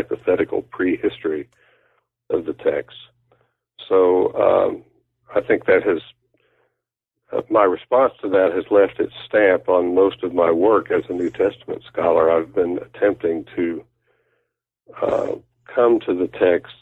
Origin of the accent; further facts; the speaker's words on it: Oklahoma, United States; moved away as an adult; I grew up in Oklahoma